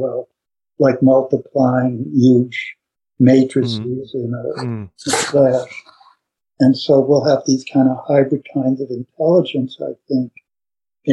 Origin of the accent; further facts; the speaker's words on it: New York City, New York, United States; I grew up in New York City